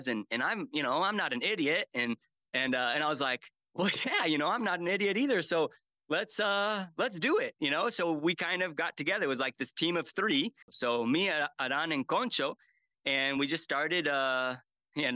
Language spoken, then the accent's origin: English; Cottonwood, Arizona, United States; moved away as an adult; also born or lived in Turkey / Panama / Nicaragua / Mexico; I was born and raised in a small town called Cottonwood, Arizona